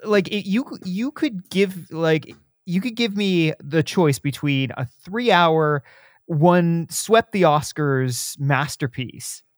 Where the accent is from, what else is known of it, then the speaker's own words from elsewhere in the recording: Southern Ontario, Canada; born and raised in Southern